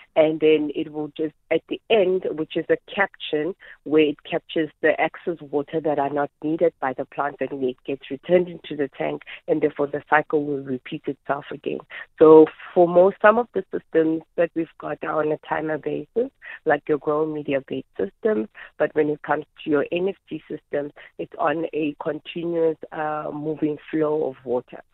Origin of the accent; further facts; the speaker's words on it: Soweto, Gauteng, South Africa; also born or lived in Midvaal; I was born and raised in Soweto